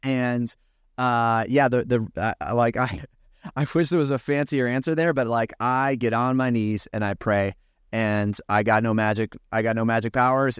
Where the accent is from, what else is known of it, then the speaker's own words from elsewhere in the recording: California, United States; I grew up in California.